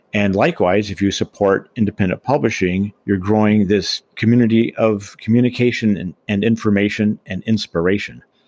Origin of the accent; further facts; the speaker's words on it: Boulder, Colorado, United States; also born or lived in Michigan; my hometown, of course, is Boulder. It still is.